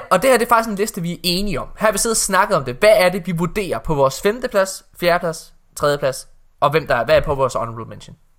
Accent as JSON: {"language": "Danish", "town": "Ølgod", "region": "Southern Denmark", "country": "Denmark", "said": "det var diskotek Shakespeare i Ølgod, hvor jeg kommer fra"}